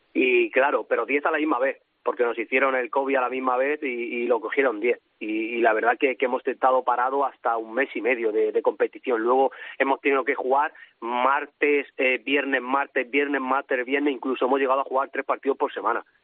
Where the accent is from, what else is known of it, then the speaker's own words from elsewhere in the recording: Cieza, Region of Murcia, Spain; moved away as an adult; now in Naples, Italy; Murcia y Cieza, que, que de donde soy